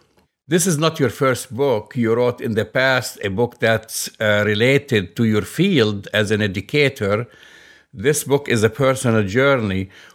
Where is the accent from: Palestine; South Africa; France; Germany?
Palestine; Jerusalem; born there; Of course, you were born outside Palestine. I was born in Jerusalem.